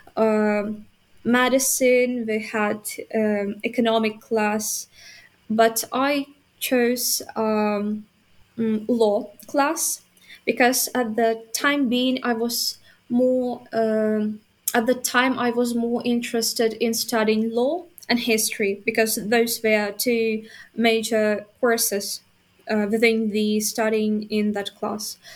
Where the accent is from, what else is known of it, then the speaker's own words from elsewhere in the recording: Vinnytsia, Vinnytsia Oblast, Ukraine; English is a second language; i was born and raised up in a city which is located near kiev oblast but in another region